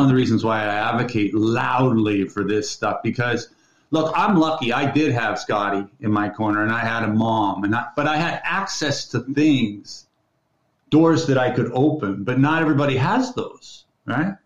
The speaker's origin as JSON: {"language": "English", "town": "Midland", "region": "Ontario", "country": "Canada", "tie": "born or raised there", "moved": "yes", "lives_now": "British Columbia, Canada", "said": "I grew up in Midland, Ontario."}